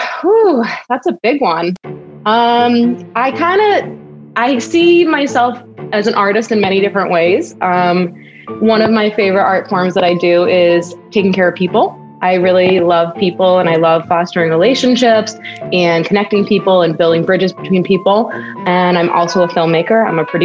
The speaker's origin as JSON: {"language": "English", "region": "New Hampshire", "country": "United States", "also_born_or_lived": "San Francisco", "moved": "yes", "lives_now": "Chicago, United States", "said": "I'm from New Hampshire"}